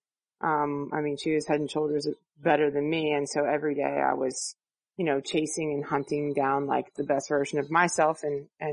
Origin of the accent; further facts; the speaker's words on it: New Jersey, United States; when I was growing up, I'm from South Jersey